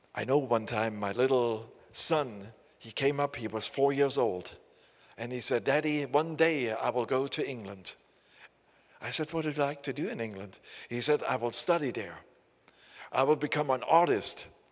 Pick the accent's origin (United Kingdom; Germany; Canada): Germany; Saxony; accent: southern East German (Saxon); English is a second language; I live in the, uh, in the south of East Germany. We have a very bad accent.